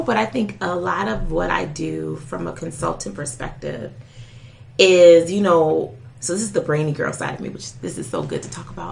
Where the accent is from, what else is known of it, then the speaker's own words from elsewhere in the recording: Detroit, Michigan, United States; I grew up in Detroit